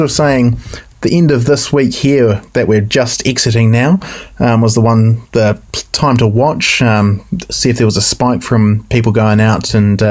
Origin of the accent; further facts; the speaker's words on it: New Zealand; us as Kiwi motorcyclists